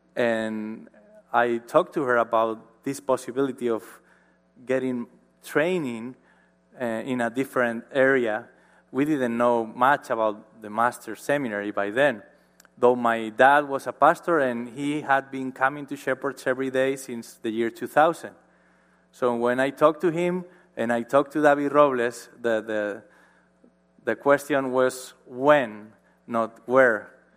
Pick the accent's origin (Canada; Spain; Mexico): Spain; Marín, Galicia; born or raised there; English is a second language